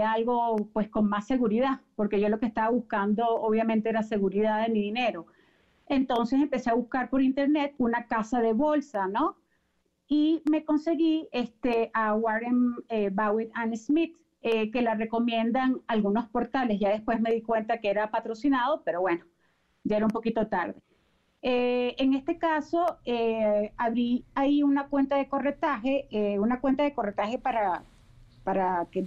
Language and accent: Spanish; Venezuela; moved away as an adult; now in Mexico; yo en mi país, allá en Venezuela, ya tengo ya casi 15 años aquí en México